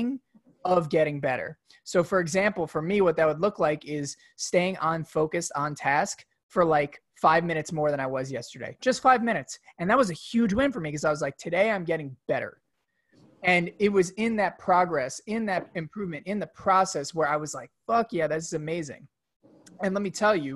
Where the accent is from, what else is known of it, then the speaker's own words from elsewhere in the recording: New York, United States; I grew up in New York